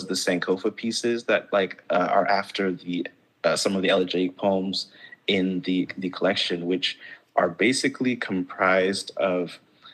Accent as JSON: {"language": "English", "country": "Gambia", "tie": "born or raised there", "also_born_or_lived": "Ghana", "moved": "yes", "lives_now": "United States", "said": "growing up in Gambia, growing up in Ghana for part of my life"}